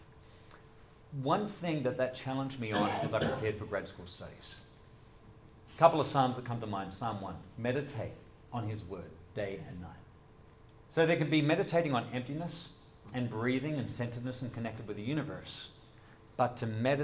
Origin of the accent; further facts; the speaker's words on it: Adelaide, South Australia, Australia; moved away as an adult; also born or lived in Doylestown, Pennsylvania; now in United States; I'm from Adelaide